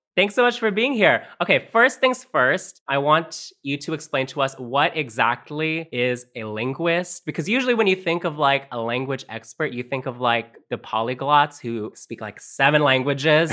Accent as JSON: {"language": "English", "country": "Canada", "tie": "born or raised there", "also_born_or_lived": "Philippines", "first_language": "Tagalog", "said": "I moved to Canada with my parents when I was five years old"}